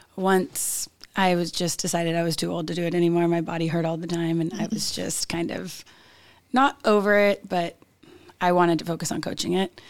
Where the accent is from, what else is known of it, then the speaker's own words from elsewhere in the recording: Roseville, California, United States; I'm from Roseville, California